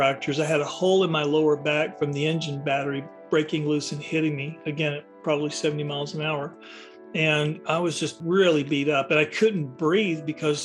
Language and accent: English; the South, United States; I was growing up in the South in the 1960s